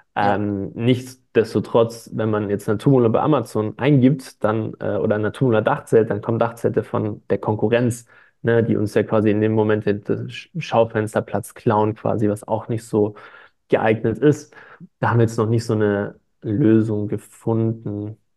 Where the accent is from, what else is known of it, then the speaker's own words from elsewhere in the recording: Stuttgart, Baden-Württemberg, Germany; ich, ich komme aus Stuttgart